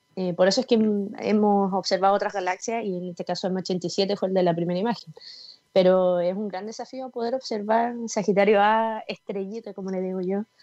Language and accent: Spanish; Osorno, Los Lagos, Chile; moved away as an adult; also born or lived in Concepción, Chile; now in Santiago, Chile; yo soy de Osorno, después me fui a Conce, no conocía a nadie, de Conce a Santiago